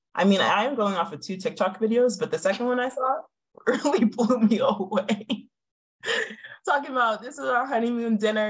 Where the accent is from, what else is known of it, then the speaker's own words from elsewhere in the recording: Florida, United States; I grew up in Florida.